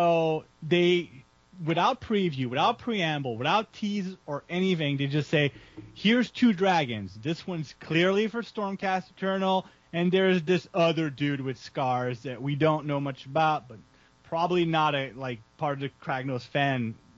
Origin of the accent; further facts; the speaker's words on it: Canada; I'm Canadian